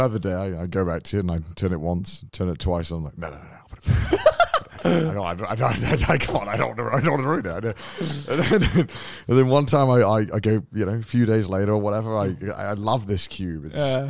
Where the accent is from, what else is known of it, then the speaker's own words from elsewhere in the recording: United Kingdom; I'm British.